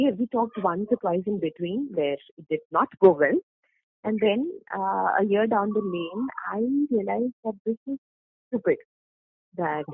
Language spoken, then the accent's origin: English; Thiruvananthapuram, Kerala, India; also born or lived in Cochin; I am from Trivandrum